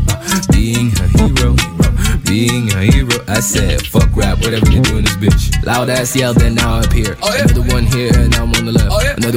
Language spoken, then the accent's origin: French; Haiti; moi je suis haïtien, I don't follow your shit. À 1804 fait des recherches, on a fucking changé le monde.